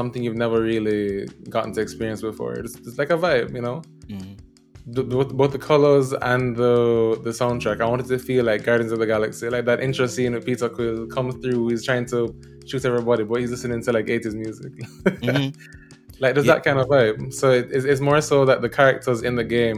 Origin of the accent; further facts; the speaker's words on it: Jamaica; I'm from Jamaica